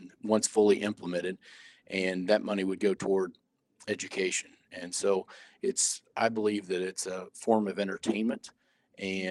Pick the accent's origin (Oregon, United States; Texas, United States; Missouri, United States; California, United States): Missouri, United States; Warrensburg; my hometown is Warrensburg, Missouri, which is the home of the University of Central Missouri